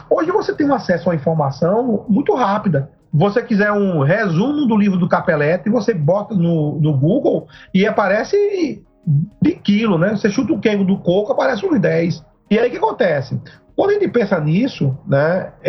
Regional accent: Northeast Region, Brazil; accent: Northeastern Brazilian; atores e atrizes nordestinos, né, aqui do Nordeste da região, para representar o nosso sotaque, né? O meu sotaque não é da Globo, né?

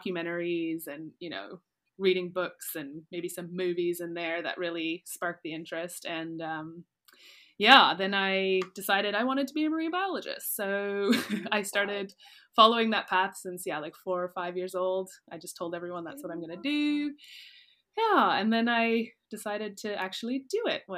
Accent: close to Ottawa, Ontario, Canada; moved away as an adult; also born or lived in Nova Scotia; now in Mozambique; I actually grew up close to Ottawa, which is very landlocked, but I grew up on a river

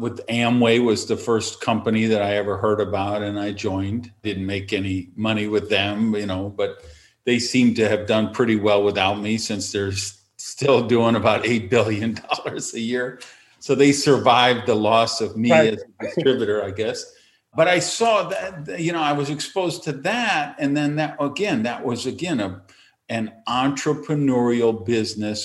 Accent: Madison, Wisconsin, United States; I was delivering the hometown paper

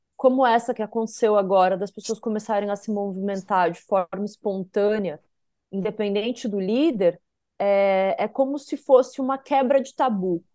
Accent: South Region, Brazil; como a gente diz lá no sul, eu sou sulista

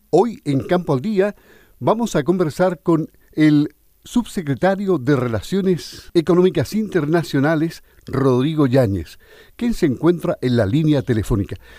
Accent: Los Lagos, Chile

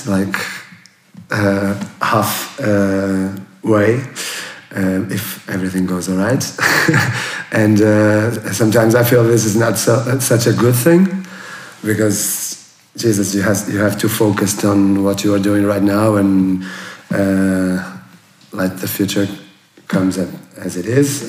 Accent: a small city near Porto, North, Portugal; English is a second language; moved away as an adult; also born or lived in Lisbon; I was born in a small city near to Porto, uh, in the sea. Uh, uh, with the mountains, the river, the sea. It was very nice to, to grow there till college

